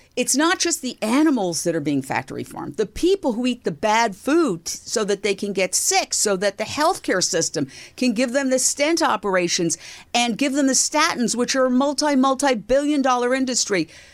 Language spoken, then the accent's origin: English; New York, United States; moved away as an adult; also born or lived in Fort Myers, Florida / Minneapolis / Philadelphia; my hometown, New York, which was great. W C B S T V was literally on the block I grew up